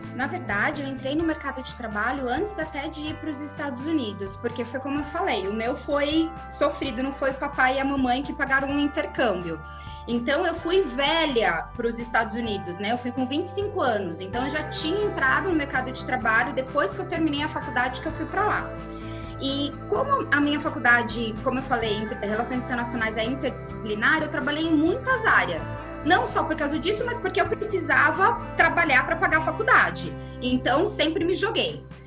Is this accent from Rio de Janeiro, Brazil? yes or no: no; Osasco, São Paulo, Brazil; eu nasci em São Paulo capital, mas eu fui criada em Osasco, osasquense